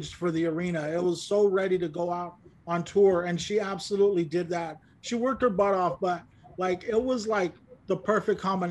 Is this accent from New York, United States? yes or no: no; Bakersfield, California, United States; we grew up in Bakersfield.